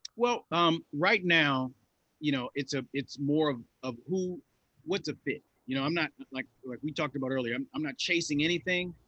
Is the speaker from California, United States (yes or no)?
yes; Los Angeles, California, United States; I grew up in South Los Angeles in the '80s